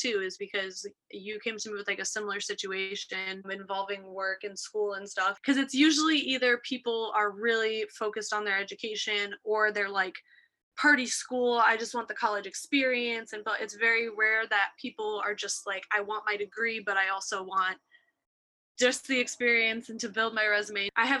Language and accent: English; Buffalo, New York, United States; moved away as an adult; also born or lived in Ohio; I grew up in Buffalo, New York, East Coaster. So I went to school originally in Ohio.